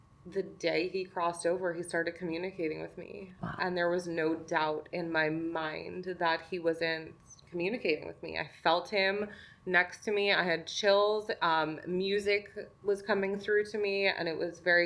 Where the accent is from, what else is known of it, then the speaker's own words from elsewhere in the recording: New York, United States; also born or lived in Manhattan; I'm from New York originally, and I lived in Manhattan for a long time